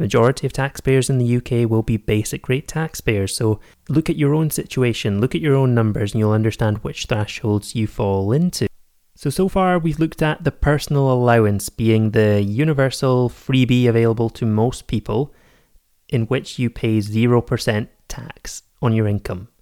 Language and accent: English; Scotland, United Kingdom; also born or lived in Edinburgh; I am based in Edinburgh, I am Scottish